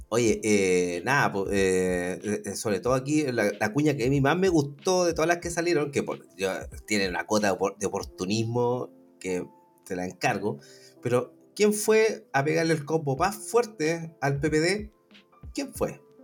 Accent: Chile; como, ciudadanos chilenos, o por lo menos nacionales

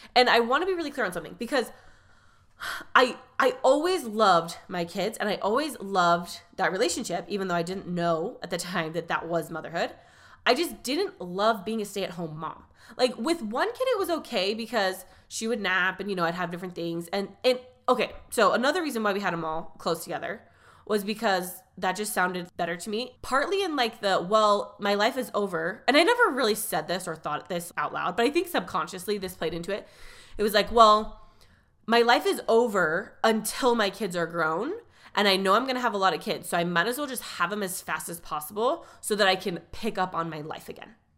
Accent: California, United States; I grew up in California

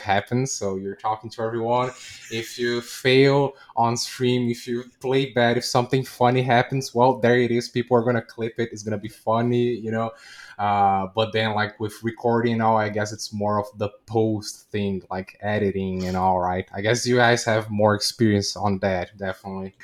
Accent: Brazil; I'm a variety streamer from South America. I'm from Brazil

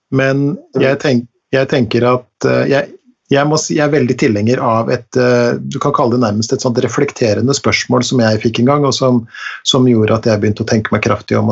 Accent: Langesund, Telemark, Norway; på fjorden i Langesund der jeg vokste opp

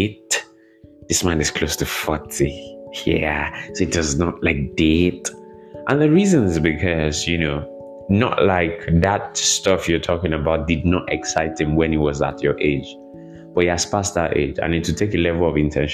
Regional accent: Nigeria; here in Nigeria

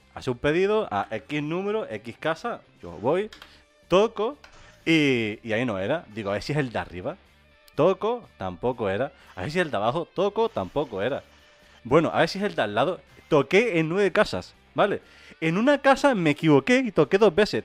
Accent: Gran Canaria, Canary Islands, Spain; Aquí en Gran Canaria

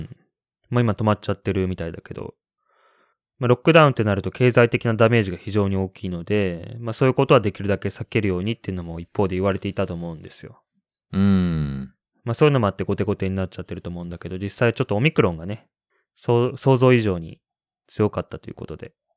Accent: Kanazawa, Ishikawa, Japan; moved away as an adult; now in Shanghai, China; 石川県金沢市出身

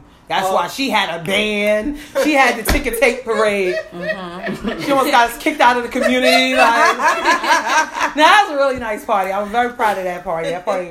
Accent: West Coast, United States; I told y'all, the West Side people don't ever go through nothing. I grew up on the West Coast.

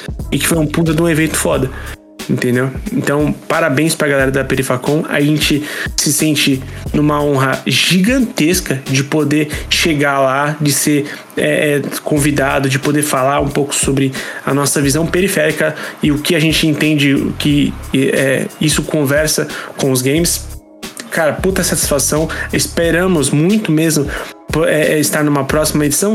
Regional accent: São Paulo, Brazil; born or raised there

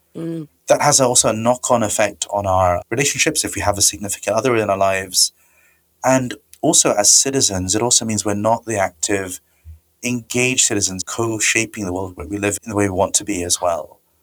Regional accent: India; moved away; I come from India originally

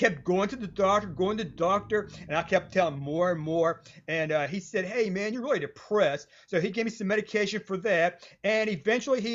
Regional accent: West Virginia, United States; I'm a writer from West Virginia

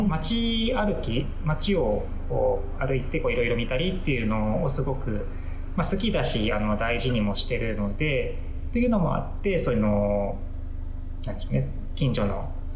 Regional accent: Katagami, Akita, Japan; also born or lived in Osaka / Kansai; now in Akita, Japan; 出身は、あの秋田の片上の

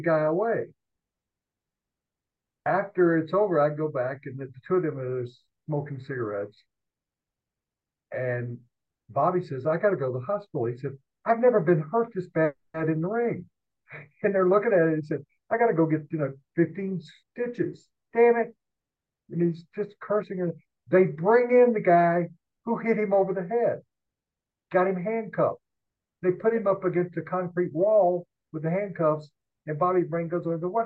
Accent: the South, United States; moved away as an adult; also born or lived in Denver; I grew up in the South

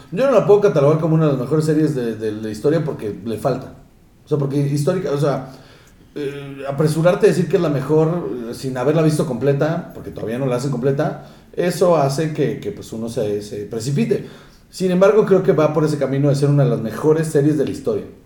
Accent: Mexico; nosotros como mexicanos

